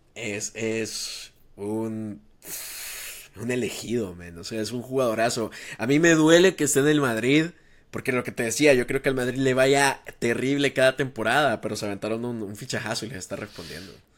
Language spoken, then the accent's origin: Spanish; El Salvador